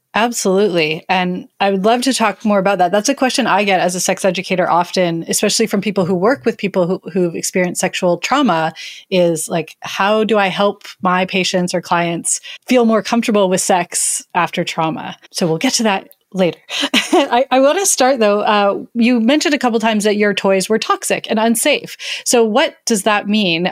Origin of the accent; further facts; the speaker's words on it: Surrey, British Columbia, Canada; Back in the 90s, as a teen growing up in Surrey, BC, which is a suburb of Vancouver